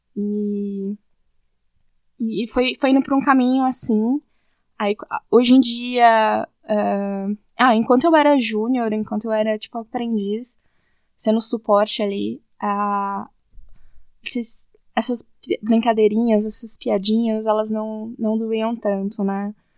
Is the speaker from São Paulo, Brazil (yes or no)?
yes; Suzano, São Paulo, Brazil; eu sou de Suzano, na, na região, Suzano, São Paulo